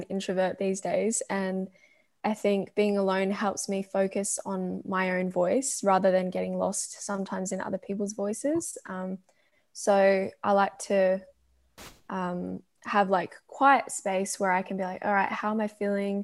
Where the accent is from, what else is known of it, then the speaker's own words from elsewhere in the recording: Australia; as an Australian actress